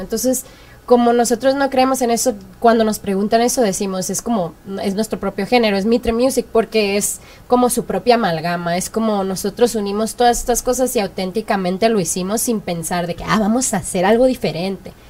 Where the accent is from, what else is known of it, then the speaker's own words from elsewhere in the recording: Culiacán, Sinaloa, Mexico; moved away; also born or lived in Los Angeles; Yo soy de, del norte de Culiacán, Sinaloa